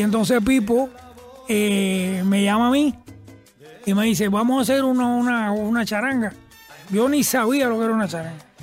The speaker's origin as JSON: {"language": "Spanish", "country": "United States", "tie": "born or raised there", "also_born_or_lived": "New Jersey / Brooklyn, New York", "said": "después fuimos para Nueva York. Y fui al colegio en Nueva York, en, en New Jersey primero y después en Brooklyn"}